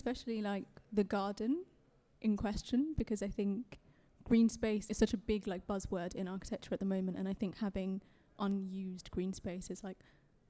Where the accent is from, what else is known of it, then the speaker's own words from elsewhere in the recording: London, United Kingdom; I was born and raised in London.